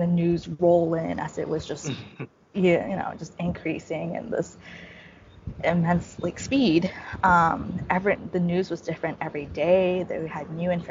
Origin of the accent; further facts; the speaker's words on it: Ho Chi Minh City, Vietnam; moved away as an adult; also born or lived in Rochester, New York, United States; I'm half Japanese, half Vietnamese. So I was born in Ho Chi Minh City